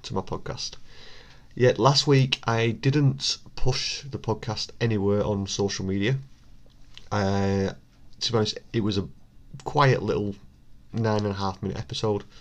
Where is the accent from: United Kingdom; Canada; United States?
United Kingdom; Bolton, North West England; my hometown of Bolton